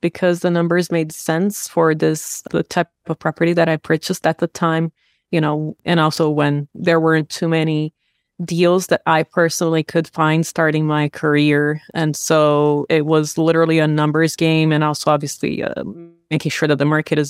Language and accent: English; Brazil; I was born and raised in Brazil.